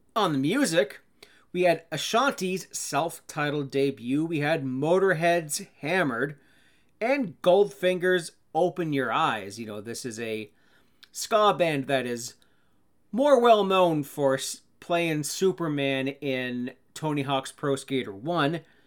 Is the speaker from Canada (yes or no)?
yes; Canada; I'd be a bad Canadian